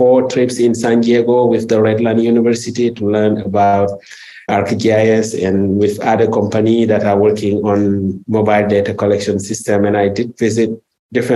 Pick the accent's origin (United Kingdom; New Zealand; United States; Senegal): Senegal; I'm also from West Africa, from Senegal